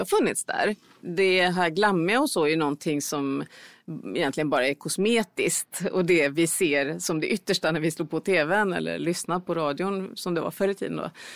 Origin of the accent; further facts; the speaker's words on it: Sweden; som svensk